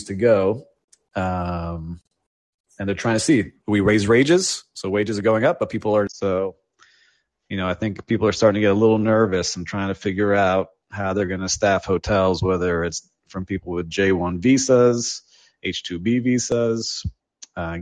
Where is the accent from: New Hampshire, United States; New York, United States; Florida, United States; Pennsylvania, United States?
Florida, United States; Miami; born and raised in Miami